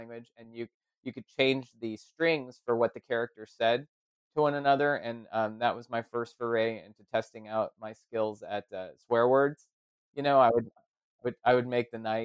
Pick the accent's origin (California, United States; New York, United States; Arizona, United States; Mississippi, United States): California, United States; Santa Clarita; I grew up in a trailer in Santa Clarita, about an hour north